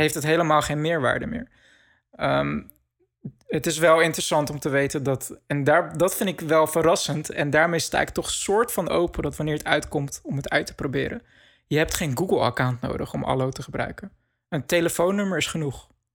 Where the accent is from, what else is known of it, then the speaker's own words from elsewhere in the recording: Netherlands; wij als Nederlanders